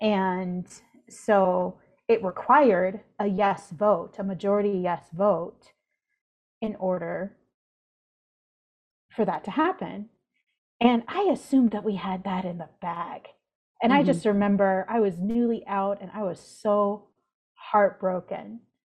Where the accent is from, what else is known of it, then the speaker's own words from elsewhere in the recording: California, United States; I was in the Central Valley.